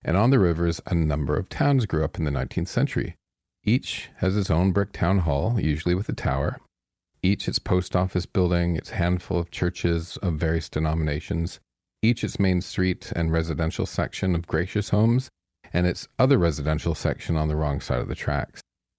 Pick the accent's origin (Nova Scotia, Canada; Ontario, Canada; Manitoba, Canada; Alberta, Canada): Ontario, Canada; Strathroy; this is my hometown, right?